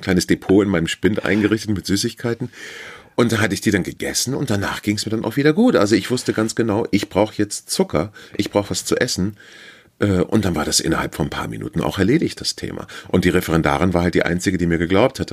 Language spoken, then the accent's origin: German; Northern Germany, Germany; also born or lived in Hamburg; wir als Norddeutsche